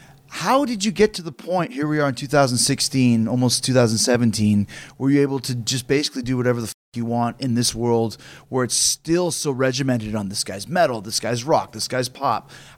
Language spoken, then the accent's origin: English; Canada; we're from Canada